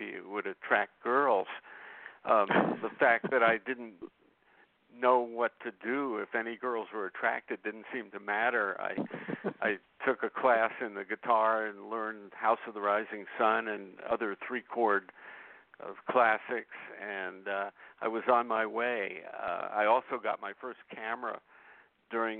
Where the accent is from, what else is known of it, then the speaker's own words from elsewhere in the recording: New York City, New York, United States; I was born in 1947 in Brooklyn, New York. And as any kid growing up in Brooklyn at that time